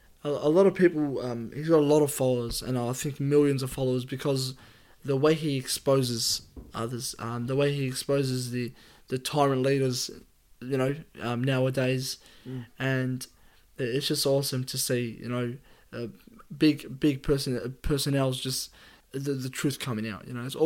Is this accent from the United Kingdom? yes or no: no; Australia; Appreciate being Aussie.